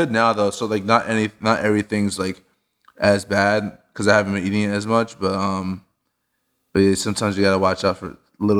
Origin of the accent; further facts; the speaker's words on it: New Brunswick, New Jersey, United States; also born or lived in White Plains, United States; I was born in New Brunswick, New Jersey. I moved about 7 or 8 times before I went to college.